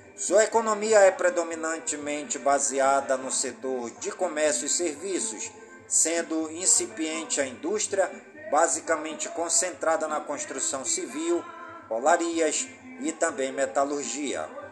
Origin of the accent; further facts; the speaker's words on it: Careiro da Várzea, Amazonas, Brazil; Careiro da Várzea, minha cidade natal